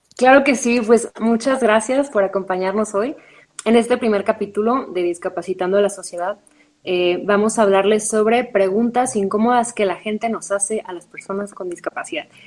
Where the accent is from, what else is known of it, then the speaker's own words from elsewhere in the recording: Ensenada, Baja California, Mexico; now in Mexico City, Mexico; yo soy de Baja California, crecí en Ensenada y vivo en Ciudad de México